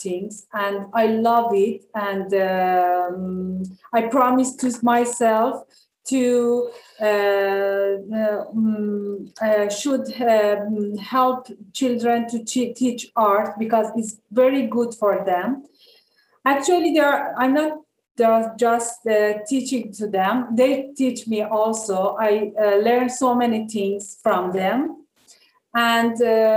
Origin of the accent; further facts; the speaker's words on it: Tehran, Tehran Province, Iran; moved away as an adult; also born or lived in Famagusta, Cyprus; now in Kyrenia, Cyprus; I was born in Tehran in 1982